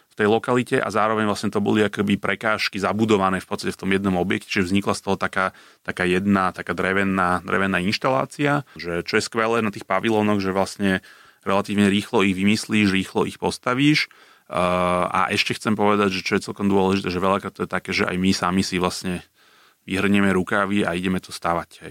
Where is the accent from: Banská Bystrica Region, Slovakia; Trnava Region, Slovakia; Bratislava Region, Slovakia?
Bratislava Region, Slovakia; Bratislava; ja ako Bratislavčan